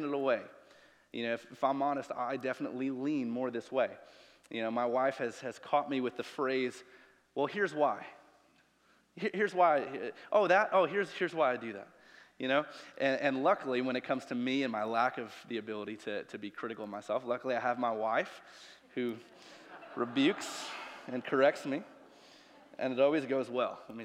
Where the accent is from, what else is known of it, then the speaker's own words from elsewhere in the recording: Chicago, Illinois, United States; moved away; I'm from Chicago. I can deal with negative 20 degrees and the wind coming off the lake